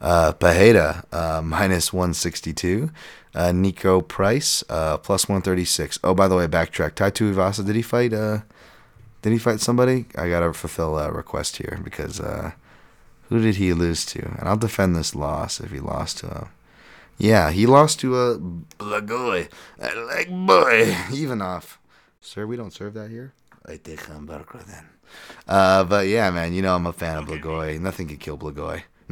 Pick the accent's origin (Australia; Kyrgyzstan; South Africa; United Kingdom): South Africa; Speaking of potential race issues, I'm from South Africa.